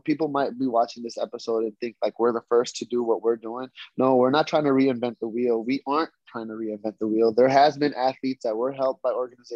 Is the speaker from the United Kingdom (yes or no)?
no; Philippines; moved away; also born or lived in United States; I'm Filipino